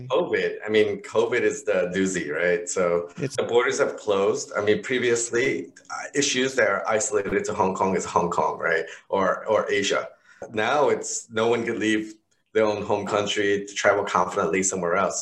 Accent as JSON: {"language": "English", "region": "New York", "country": "United States", "tie": "born or raised there", "said": "I'm growing up in New York"}